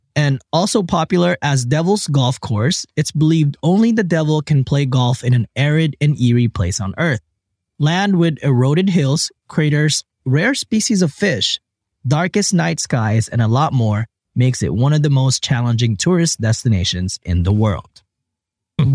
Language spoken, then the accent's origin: English; Philippines; I was born in the Philippines